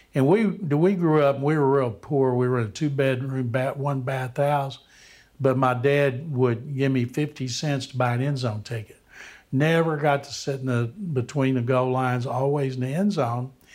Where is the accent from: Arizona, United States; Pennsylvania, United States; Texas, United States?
Texas, United States; Waco; I grew up in Waco